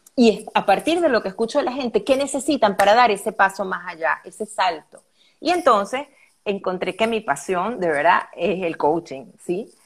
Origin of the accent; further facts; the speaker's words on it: Venezuela; also born or lived in Caracas, Venezuela; soy venezolana, Linet. Estoy aquí en Caracas, Venezuela.